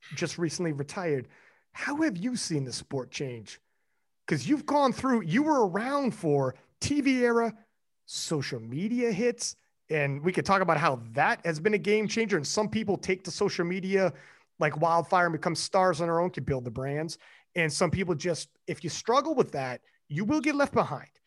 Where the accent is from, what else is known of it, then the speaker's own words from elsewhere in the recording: Canada; I'm Canadian